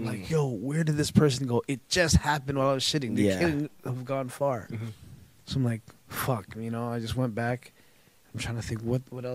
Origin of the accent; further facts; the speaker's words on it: Toronto, Ontario, Canada; I'm from Scarborough